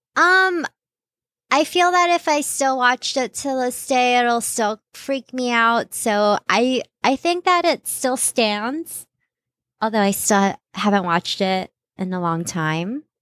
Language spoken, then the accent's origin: English; Philippines; moved away; growing up in the Philippines